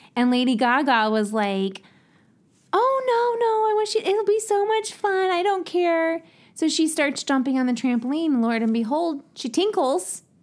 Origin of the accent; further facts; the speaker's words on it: Ohio, United States; accent: Ohio; my Ohio accent